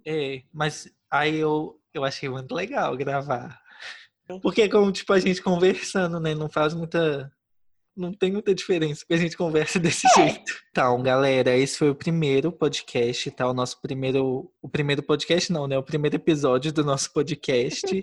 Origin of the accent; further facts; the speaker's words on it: Brazil; now in Poland; eu sou brasileiro